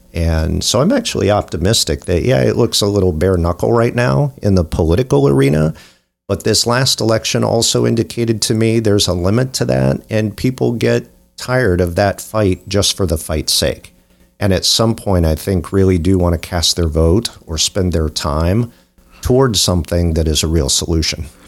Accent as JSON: {"language": "English", "town": "New Concord", "region": "Ohio", "country": "United States", "tie": "born or raised there", "said": "I grew up in New Concord, Ohio"}